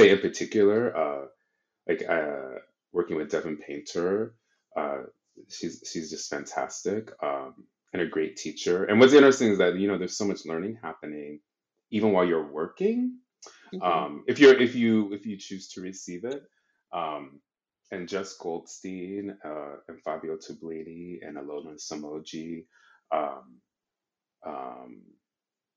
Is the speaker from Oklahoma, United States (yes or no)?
yes; Oklahoma, United States; moved away; I'm originally from Oklahoma, and I was like, I left for many reasons